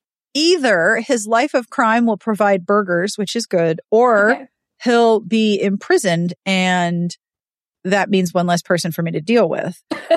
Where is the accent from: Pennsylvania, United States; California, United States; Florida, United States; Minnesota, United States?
Florida, United States; Sorry, your pets don't scare me. I'm from Florida.